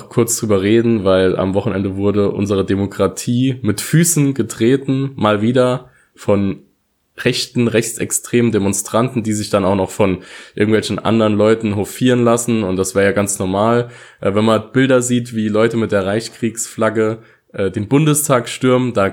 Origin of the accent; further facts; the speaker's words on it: Saarland, Germany; wir kommen ja aus dem Saarland hier, ich habe auch viele Saarländer gesehen, die dorthin gefahren sind